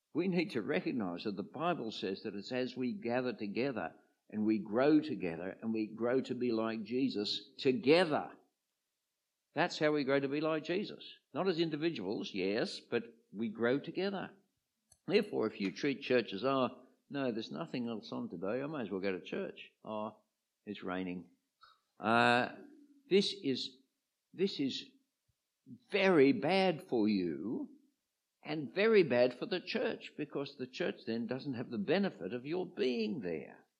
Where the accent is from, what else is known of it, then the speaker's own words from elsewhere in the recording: Sydney, New South Wales, Australia; I came from the eastern suburbs of uh, Sydney